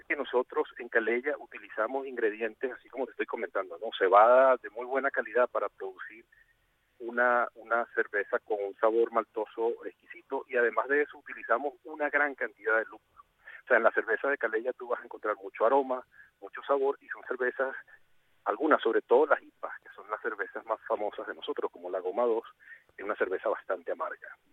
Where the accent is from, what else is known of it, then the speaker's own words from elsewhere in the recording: Venezuela; moved away as an adult; also born or lived in Puerto Rico; now in Asturias, Spain; yo salí de Venezuela en el año 2000 y viví los últimos, o sea, llevo desde el 2016 aquí en Asturias y del 2000 al 2016 estuve, o sea, esos 16 años viví en Puerto Rico